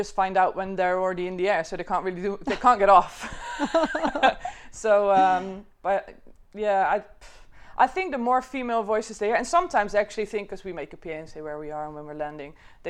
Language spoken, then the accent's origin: English; South Holland, Netherlands; In the Netherlands, in a small village just outside Rotterdam.